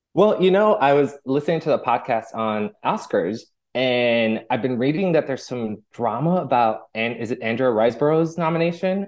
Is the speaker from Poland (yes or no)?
no; Puerto Rico; now in Chicago, United States; I'm from Puerto Rico